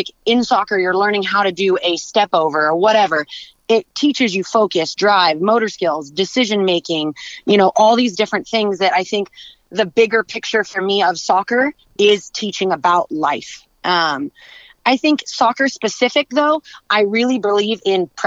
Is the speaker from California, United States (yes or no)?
yes; San Diego, California, United States; moved away as an adult; now in Orange County, United States; I am originally from San Diego, but I've been living in Orange County since college started